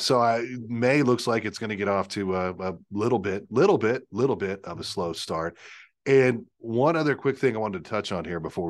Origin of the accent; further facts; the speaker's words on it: Pennsylvania, United States; But yeah, I'm Lanko. I grew up in Lancaster County.